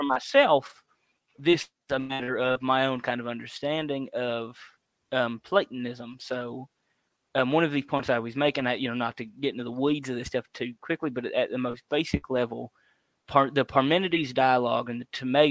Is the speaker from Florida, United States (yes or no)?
no; South Louisiana, United States; I'm from South Louisiana and I grew up in actually a Catholic household